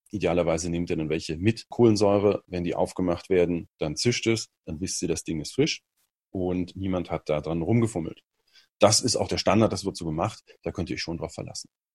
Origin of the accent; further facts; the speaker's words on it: Germany; als Deutscher